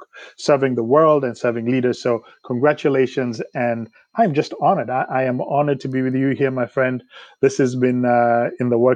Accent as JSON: {"language": "English", "country": "Kenya", "tie": "born or raised there", "moved": "as an adult", "lives_now": "United States", "said": "I grew up in Kenya"}